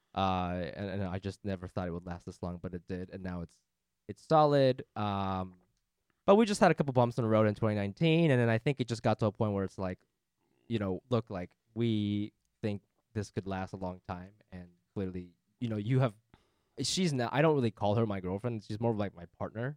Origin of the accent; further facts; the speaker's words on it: Japan; now in United States; Japan, where I'm from